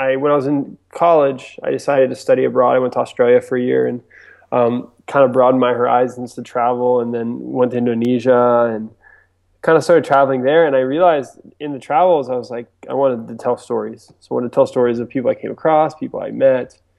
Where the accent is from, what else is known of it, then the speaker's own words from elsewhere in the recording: East Coast, United States; also born or lived in Japan; I was actually born and raised on the East Coast of the U.S. So I grew up in kind of everywhere between Virginia Beach, and uh, Florida.